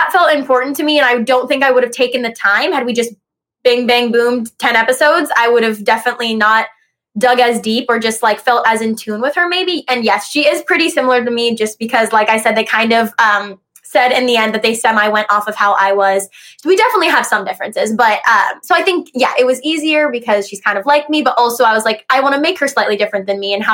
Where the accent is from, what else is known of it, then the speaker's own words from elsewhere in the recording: Ohio, United States; also born or lived in Los Angeles; I'm from Ohio